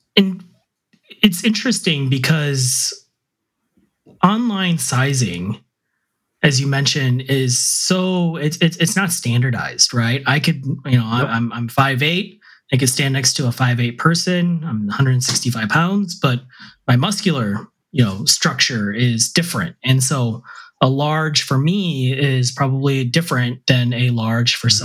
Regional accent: India; I'm Indian.

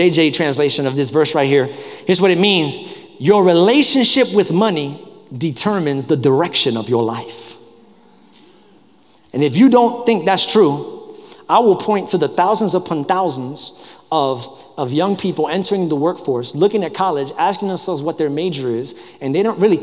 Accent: New York City, New York, United States; moved away; I grew up in New York. So, you know, I grew up in the public transportation system

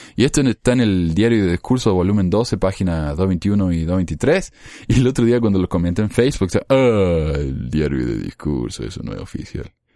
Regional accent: Argentina; Como argentino

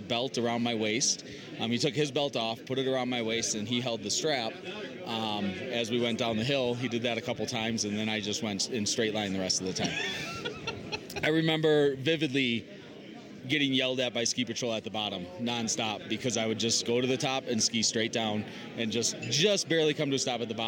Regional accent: Wisconsin, United States; I'm from Wisconsin. I learned to ski at a very small ski resort outside Milwaukee

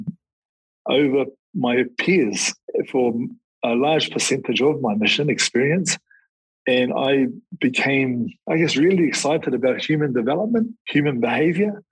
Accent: Tūrangi, Waikato, New Zealand; moved away; also born or lived in Hawaii; in my hometown growing up, there were 4 prisons. It was the main industry, locking up people

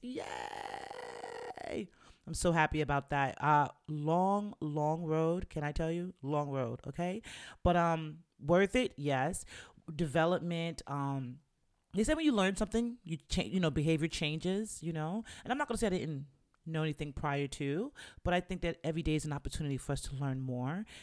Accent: New York, United States; moved away as an adult; also born or lived in Virginia; I went to school in Virginia, and I'm from New York

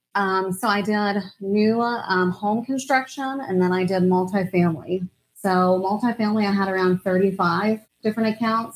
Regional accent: Virginia Beach, Virginia, United States; moved away; From Virginia Beach, Virginia. Right on the oh, East Coast

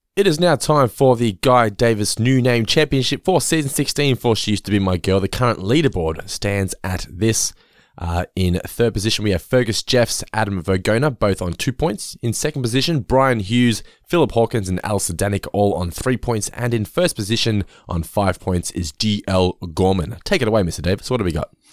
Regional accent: Geelong, Victoria, Australia; We come from Geelong

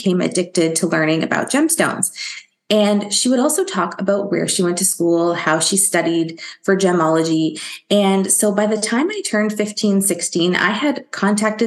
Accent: Ontario, Canada; I grew up in Ontario, Canada, and that is where I currently live now.

